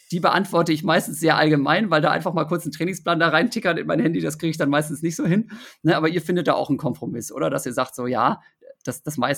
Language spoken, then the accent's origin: German; Osnabrück, Lower Saxony, Germany; ich bin in, in Osnabrück in Niedersachsen ja aufgewachsen.